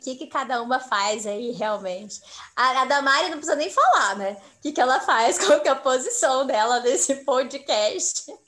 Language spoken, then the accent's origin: Portuguese; Mato Grosso do Sul, Brazil; eu sou de Mato Grosso do Sul